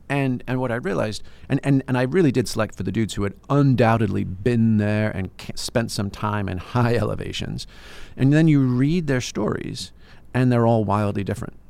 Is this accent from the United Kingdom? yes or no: yes; England, United Kingdom; I'm English